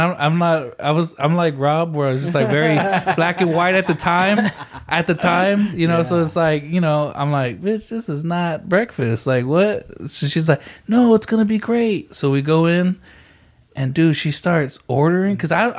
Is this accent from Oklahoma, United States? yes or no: no; San Antonio, Texas, United States; also born or lived in Odessa, Texas; I grew up in San Antonio, Odessa.